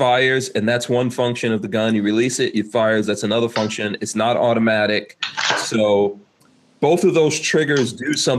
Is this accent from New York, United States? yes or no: yes; New York City, New York, United States; I'm from Queens myself, Far Rockaway.